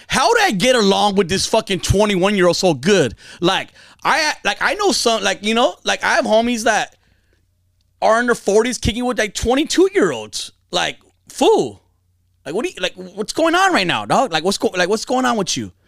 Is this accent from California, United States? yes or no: yes; Fontana, California, United States; I grew up in Fontana, Inland Empire, San Bernardino County